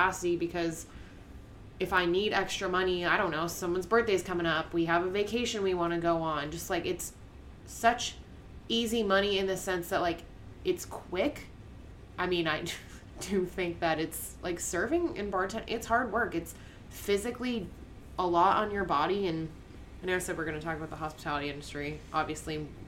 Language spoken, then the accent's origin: English; Massachusetts, United States; now in Florida, United States; I'm from Massachusetts.